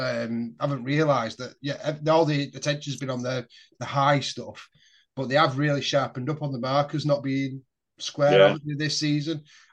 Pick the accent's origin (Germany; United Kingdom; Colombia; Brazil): United Kingdom; Billinge, North West England; I was born in Billinge.